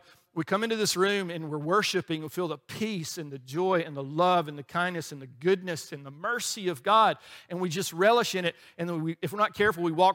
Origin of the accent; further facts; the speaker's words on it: Alabama, United States; we grew up in Alabama